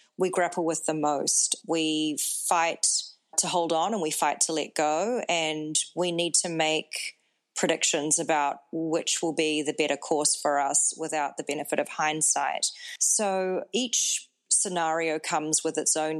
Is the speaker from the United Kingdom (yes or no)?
no; New Zealand; moved away as an adult; also born or lived in Singapore; now in United States; I'm based in the United States, and I am from New Zealand.